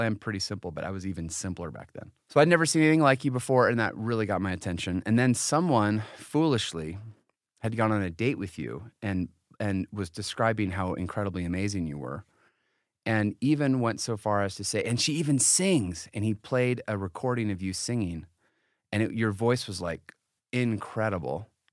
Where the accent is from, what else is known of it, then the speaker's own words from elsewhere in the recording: Connecticut, United States; moved away; also born or lived in Utah; I was from this very different kinda family growing up in Florida, I mean, in Connecticut.